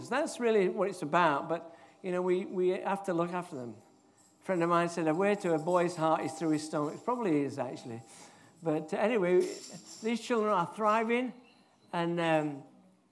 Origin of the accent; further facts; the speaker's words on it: Yorkshire and the Humber, United Kingdom; moved away; also born or lived in Edinburgh; I'm from Yorkshire